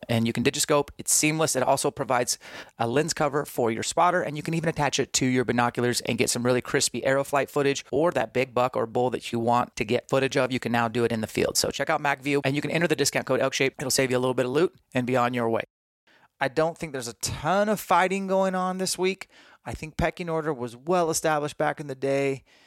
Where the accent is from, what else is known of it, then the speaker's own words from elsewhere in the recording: Spokane, Washington, United States; Spokane, my hometown